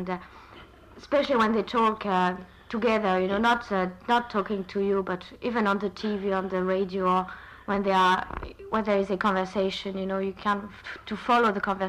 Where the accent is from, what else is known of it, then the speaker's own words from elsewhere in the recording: France; accent: French intonation; English is a second language; moved away as an adult; now in Ireland; in France, I started learning English at school, of course, for about 6 years